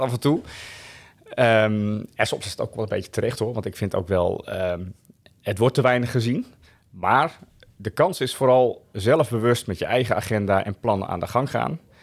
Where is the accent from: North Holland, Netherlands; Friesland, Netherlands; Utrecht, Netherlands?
Friesland, Netherlands; Woudsend; also born or lived in Delft; now in Laag Zuthem, Netherlands; ouders komen uit Friesland. Mijn vader heeft, eh, in Delft gestudeerd. Daarom ben ik in Delft, eh, geboren. Maar uiteindelijk zijn ze vrij snel weer teruggegaan naar Friesland